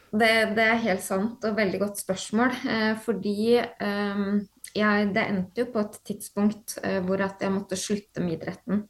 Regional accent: Horten, Vestfold, Norway; also born or lived in Stavern; jeg er opprinnelig født og oppvokst i Stavern, uh, mm -hmm. så jeg har bodd der de ti første leveårene mine. og så flytta jeg til Horten uh, når jeg var ti år

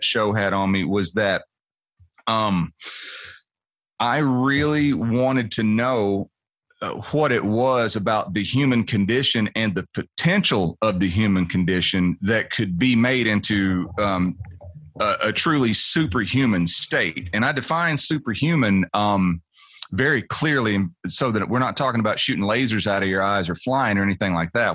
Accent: Nashville, Tennessee, United States; I was born here and I live here

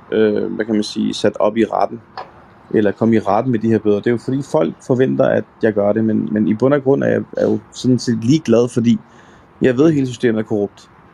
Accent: Denmark; born or raised there

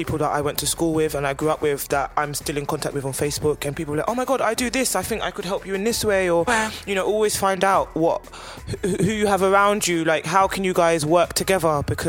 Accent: London, United Kingdom; I'm very lucky that I am from London and I do have a lot of close-knit creative girlfriends.

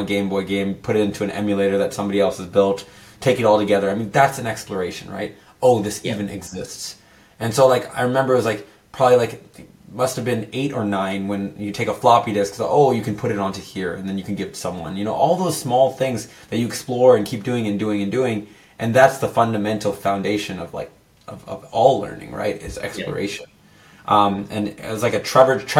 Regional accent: San Jose, California, United States; I'm born and raised in San Jose in Silicon Valley.

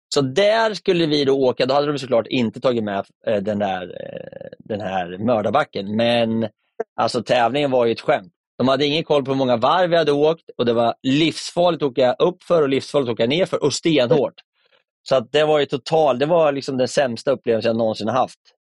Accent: Närke, Örebro County, Sweden; now in Stockholm, Sweden; min Närkefana

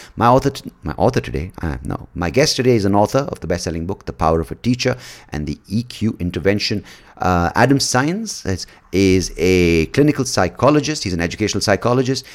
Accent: India; we are one point two billion people

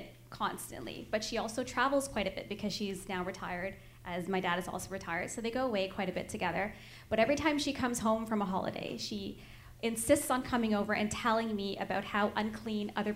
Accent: Canada; I was born in Canada

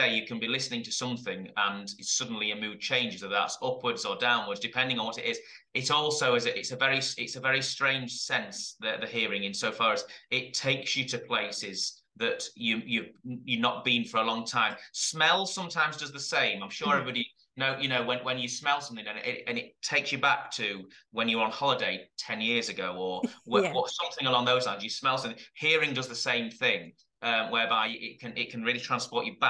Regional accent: Epworth, Yorkshire and the Humber, United Kingdom; I'm from Epworth, so I'm a local lad as well

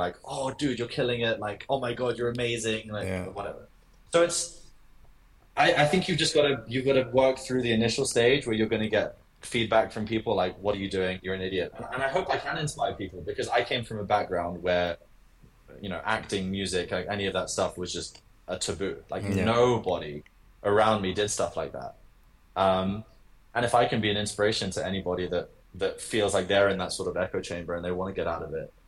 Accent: London, United Kingdom; I was born in London. I was raised in London.

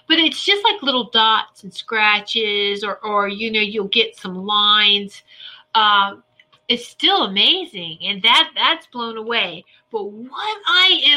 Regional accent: Norfolk, Virginia, United States; I grew up in Norfolk, Virginia Beach area.

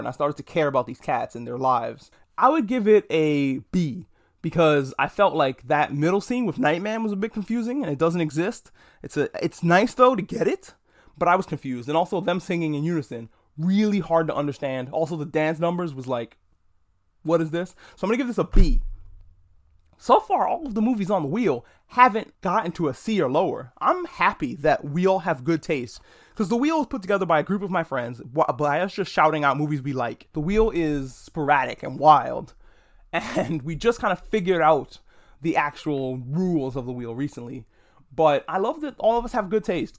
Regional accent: New York, United States; I'm a New Yorker

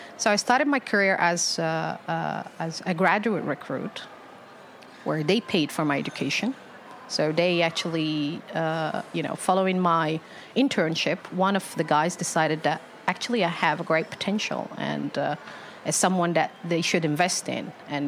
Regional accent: Algeria; born there; So I'm born in Algeria. I was born in Algeria. Mm-hmm. So, and yeah, and that's where I spent some of my life, but not a lot, really.

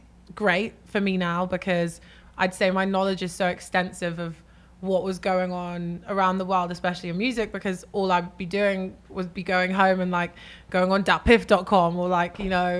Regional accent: English countryside, 4 or 5 hours from London, England, United Kingdom; I grew up in the countryside. So maybe like 4 or 5 hours away from London and like driving.

